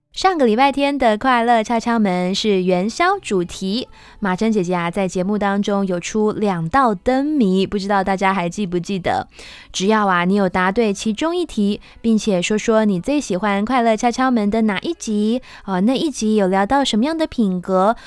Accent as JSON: {"language": "Chinese", "area": "Kinmen", "region": "Fujian Province", "country": "Taiwan", "tie": "born or raised there", "moved": "as an adult", "lives_now": "Taipei, Taiwan", "said": "我是读到高中毕业，也就是十八岁的时候，然后我就自己一个人来台北追求艺术的路"}